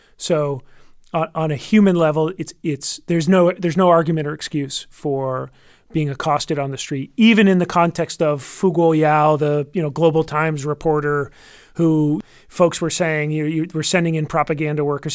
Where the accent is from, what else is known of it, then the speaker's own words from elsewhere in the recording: United States; as an American